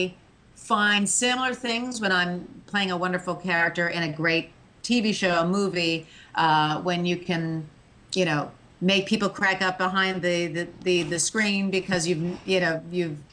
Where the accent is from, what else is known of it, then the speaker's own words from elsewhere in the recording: outside New York, United States; growing up outside New York